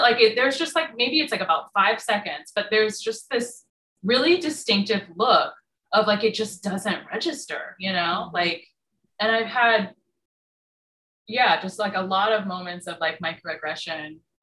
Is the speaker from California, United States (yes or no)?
yes; California, United States; moved away as an adult; also born or lived in Durham, North Carolina; I grew up in California. Like, why would I have an accent?